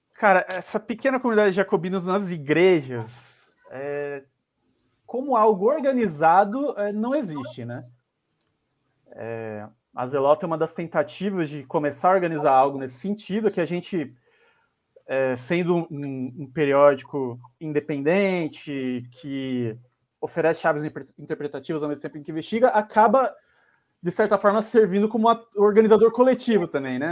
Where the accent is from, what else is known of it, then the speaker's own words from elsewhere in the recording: São Paulo, Brazil; Sou de quebrada aqui de São Paulo, da Zona Sul, Campo Limpo. É, cresci estudando